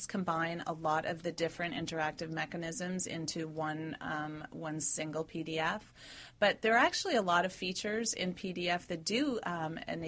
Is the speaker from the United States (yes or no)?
yes; New York City, New York, United States; moved away as an adult; also born or lived in Silicon Valley; I'm from New York City, moved to Silicon Valley